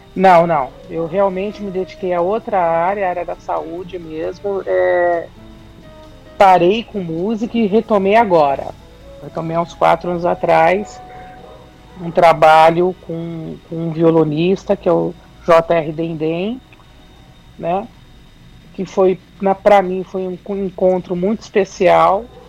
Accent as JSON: {"language": "Portuguese", "region": "São Paulo", "country": "Brazil", "tie": "born or raised there", "said": "sou de São Paulo, da capital"}